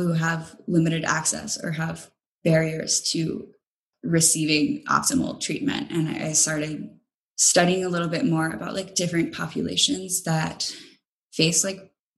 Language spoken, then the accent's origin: English; Kentucky, United States; moved away; I'm from Kentucky